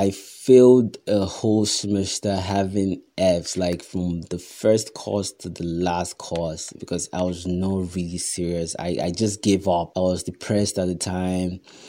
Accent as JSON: {"language": "English", "country": "Nigeria", "said": "because as a Nigerian, or as it is right now, or normally, it's best that you pursue your passion on the side"}